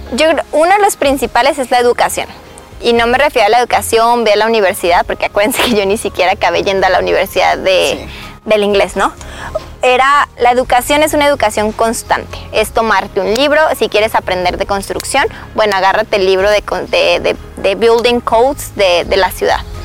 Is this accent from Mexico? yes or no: yes; Mexico; first language Spanish; now in United States; este no es mi país, yo soy mexicana. Y yo voy a México, hablo mi idioma y me entienden